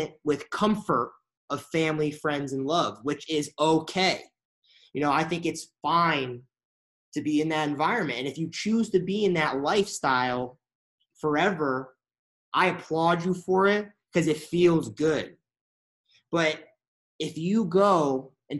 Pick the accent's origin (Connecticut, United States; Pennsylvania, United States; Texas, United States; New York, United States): Connecticut, United States; now in Los Angeles, United States; I'm from Connecticut